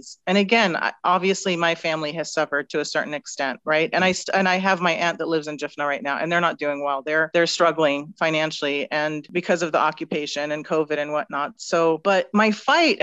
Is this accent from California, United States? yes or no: yes; San Francisco, California, United States; also born or lived in West Bank / Kuwait / Jordan; the majority of my life was spent in the San Francisco area